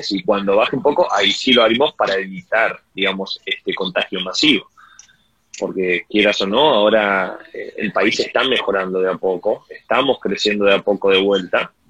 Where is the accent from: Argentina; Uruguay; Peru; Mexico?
Uruguay; siendo uruguayo creo que eh, entras a la página de inmigraciones hay un lugar donde se saca una visa de turista